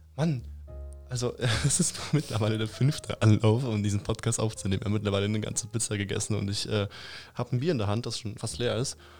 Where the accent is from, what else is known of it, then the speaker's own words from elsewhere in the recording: Upper Franconia, Bavaria, Germany; wir kommen alle aus Oberfranken